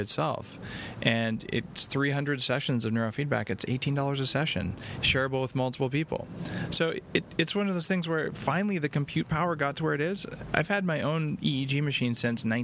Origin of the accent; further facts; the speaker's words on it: Albuquerque, New Mexico, United States; now in Canada; I grew up in Albuquerque, New Mexico